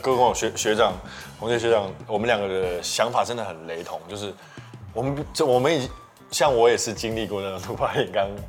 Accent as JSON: {"language": "Chinese", "region": "Kinmen County", "country": "Taiwan", "moved": "yes", "said": "我本身是金门人"}